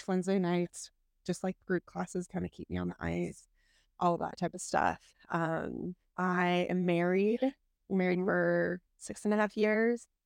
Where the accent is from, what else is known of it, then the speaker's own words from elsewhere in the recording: Snohomish, Washington, United States; I grew up in Snohomish